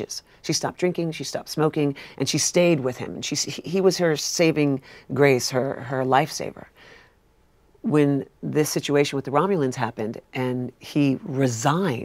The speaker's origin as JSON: {"language": "English", "region": "New York", "country": "United States", "said": "I'm a New Yorker"}